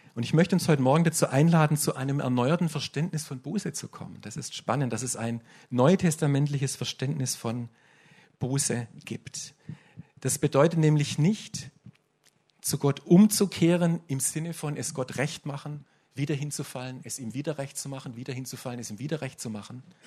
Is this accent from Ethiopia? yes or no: no; Swabia, Germany; Bei uns im Schwabenland ist das relativ typisch, dass wir so geprägt sind